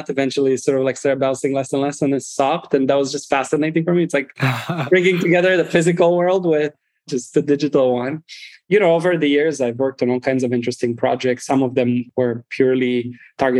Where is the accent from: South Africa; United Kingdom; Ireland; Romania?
Romania; moved away as an adult; now in United States; I'm originally from Romania, first and foremost. I grew up there up until college. I moved to the United States and I've been here ever since.